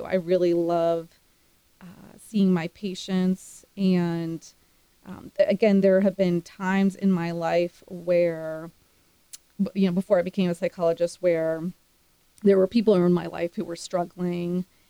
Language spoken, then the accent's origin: English; East Coast, United States; And again, I'd never been to Texas. I grew up on the East Coast.